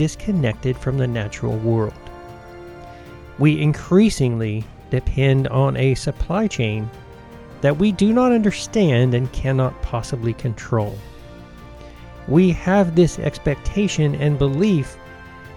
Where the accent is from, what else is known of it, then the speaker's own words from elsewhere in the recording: United States; also born or lived in Georgia / Tennessee; now in Colorado, United States; When I was growing up in Georgia and Tennessee, there were two working farms in our family.